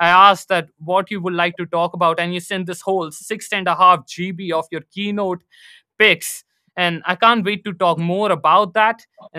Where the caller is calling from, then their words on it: New Delhi, Delhi, India; And I'm currently live from New Delhi, India.